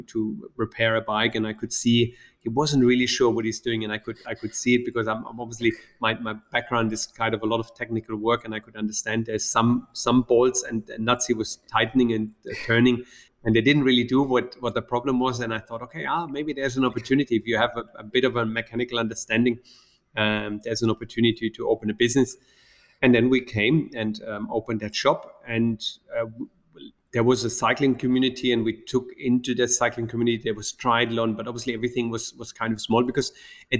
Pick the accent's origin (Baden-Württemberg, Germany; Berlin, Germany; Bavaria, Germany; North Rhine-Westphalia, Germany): Baden-Württemberg, Germany; Black Forest; moved away as an adult; now in Dubai, United Arab Emirates; I grew up in the Black Forest in Germany